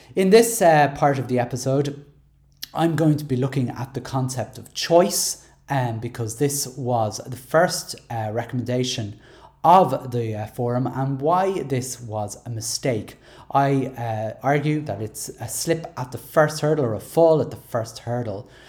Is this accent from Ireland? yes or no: yes; Dublin, Leinster, Ireland; I'm from Dublin six